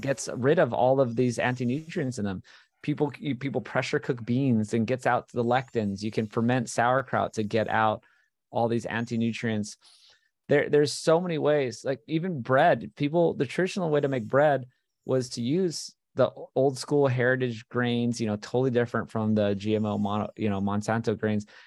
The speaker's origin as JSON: {"language": "English", "region": "Hawaii", "country": "United States", "tie": "born or raised there", "moved": "yes", "said": "this is what I grew up on in Hawaii"}